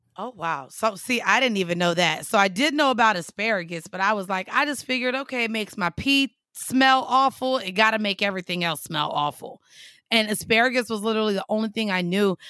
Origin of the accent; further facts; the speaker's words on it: Florida, United States; I'm from Florida